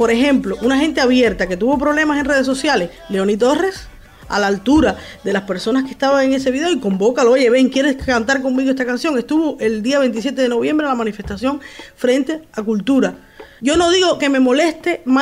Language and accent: Spanish; Cuba; Al final somos mismos cubanos.